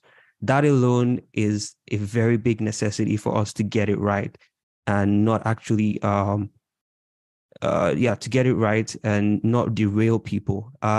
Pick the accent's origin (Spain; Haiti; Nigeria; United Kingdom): Nigeria; Imo; now in Toronto, Canada; I'm Igbo from Imo State.